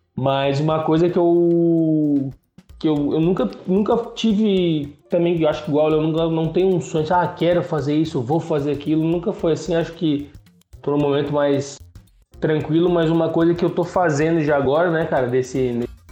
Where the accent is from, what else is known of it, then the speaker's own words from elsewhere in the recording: Porto Alegre, Rio Grande do Sul, Brazil; quando eu era criança, em Porto Alegre, cara, eu estudava em colégio público